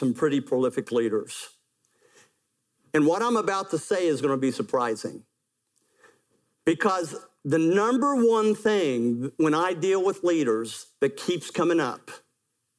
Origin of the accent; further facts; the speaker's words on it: West Virginia, United States; I'm from West Virginia where we do things like that.